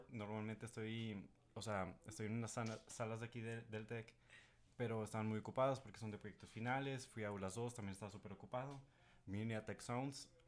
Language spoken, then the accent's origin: Spanish; Guadalajara, Jalisco, Mexico; soy de Guadalajara